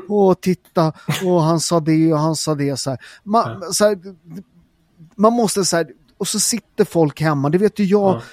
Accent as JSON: {"language": "Swedish", "country": "Sweden", "tie": "born or raised there", "said": "jag är ju född i Sverige"}